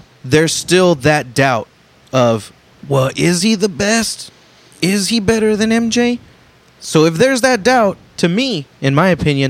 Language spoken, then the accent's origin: English; San Antonio, Texas, United States; I'm from San Antonio, born and raised.